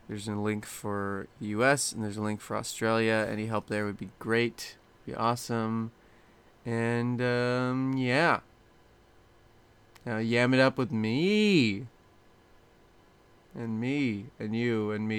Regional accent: Reno, Nevada, United States; also born or lived in Bay Area, California; I was born in the Bay Area. The Bay Area. Only lived there till I was 2. So then we moved to Reno.

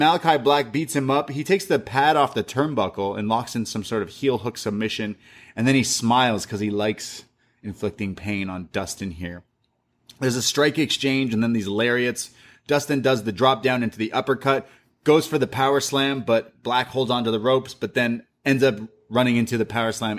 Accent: Canada; I'm a Canadian. You can't... Some Americans are laughing at us right now.

